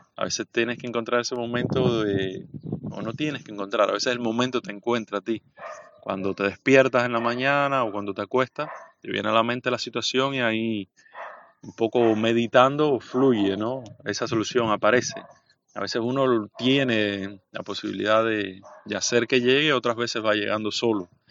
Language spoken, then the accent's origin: Spanish; Bayamo, Granma, Cuba; moved away as an adult; also born or lived in Santiago de Cuba; now in Havana, Cuba; soy del este de Cuba, de Bayamo, la capital de la provincia de Granma. crecí, estudié en Santiago de Cuba